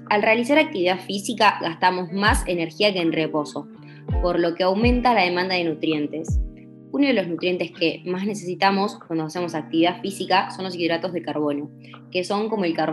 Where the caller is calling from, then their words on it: Puerto Madryn, Chubut, Argentina; de Puerto Madryn y tengo 20 años.